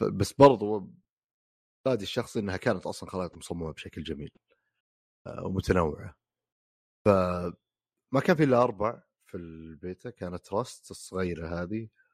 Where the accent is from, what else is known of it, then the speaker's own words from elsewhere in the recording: Riyadh, Riyadh Province, Saudi Arabia; اللي عندنا بالسعوديه بالرياض تحديدا